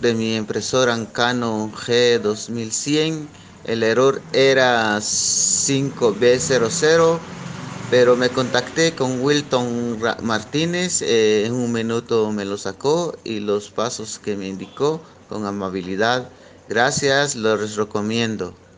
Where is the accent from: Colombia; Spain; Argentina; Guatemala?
Guatemala; soy de Guatemala